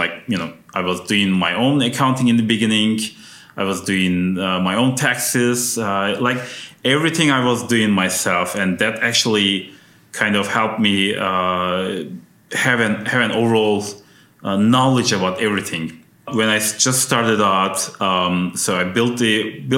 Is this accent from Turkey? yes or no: yes; Turkey; also born or lived in Ankara, Turkey; now in United States; my home country, which is Turkey. So I went back to Ankara